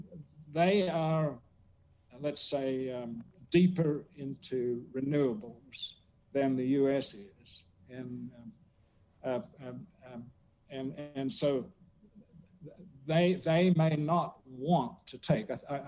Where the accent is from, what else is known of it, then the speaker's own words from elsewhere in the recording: South Australia, Australia; moved away; 50 miles from my hometown in South Australia